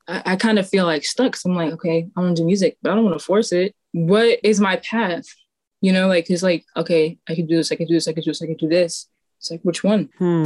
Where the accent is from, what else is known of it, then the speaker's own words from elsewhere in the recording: New York City, New York, United States; growing up in Staten Island